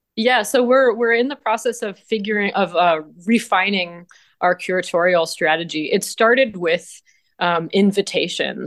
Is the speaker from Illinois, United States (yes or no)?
no; Vermont, United States; born or raised there; moved away as an adult; now in Ithaca, United States